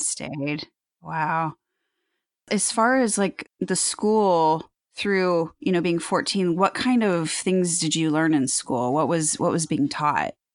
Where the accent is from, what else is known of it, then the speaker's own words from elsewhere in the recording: Missouri, United States; moved away as an adult; I grew up in Missouri and have lived other in other parts of the country, but now am back in Missouri.